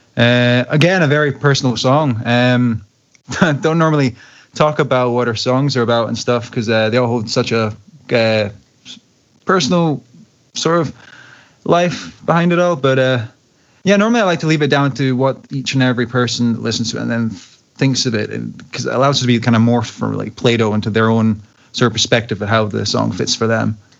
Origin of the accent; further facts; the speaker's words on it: Glasgow, Scotland, United Kingdom; my hometown, Glasgow